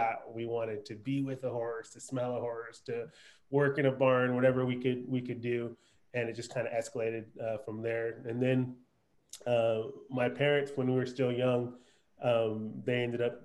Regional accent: East Coast, United States; now in Texas, United States; I'm originally from the East Coast

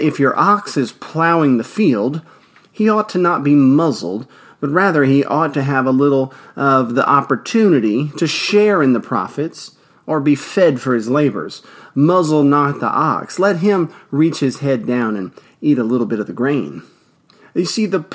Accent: Louisiana, United States; Louisiana, of course, my home state

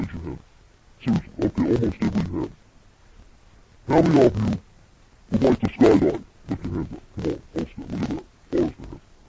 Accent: New Zealand; moved away; Now, I'm originally from New Zealand, even though I've lost my accent, I've been here so long.

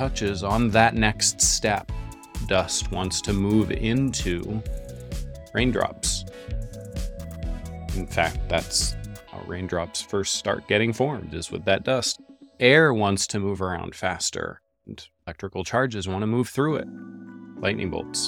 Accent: Northeast, United States; also born or lived in New York City; I grew up in the Northeast

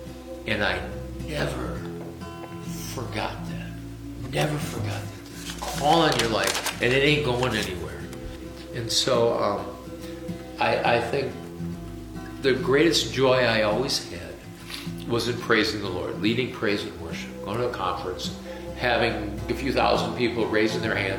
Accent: Bay City, Michigan, United States; I'm originally from Bay City. Grew up a big old Catholic family, 9 kids.

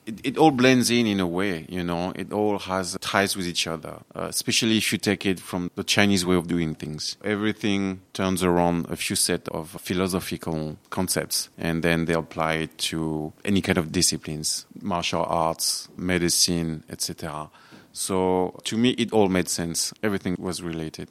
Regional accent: France; English is a second language; moved away as an adult; also born or lived in China

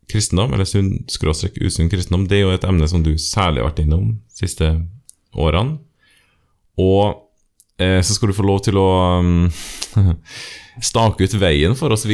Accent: Trøndelag, Norway; Men jeg er jo trønder, og det er jo fint å få med seg det også.

